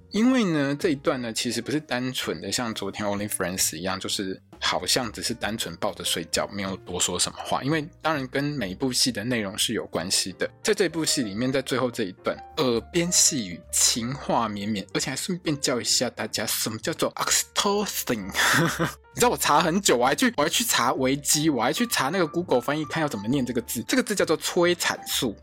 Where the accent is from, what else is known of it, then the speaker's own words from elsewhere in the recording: Taiwan; 我们台湾人讲的